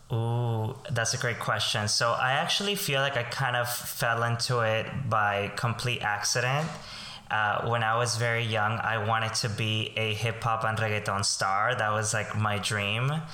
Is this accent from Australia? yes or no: no; Colombia; now in New York, United States; I am um, a Colombian immigrant. I grew up in Colombia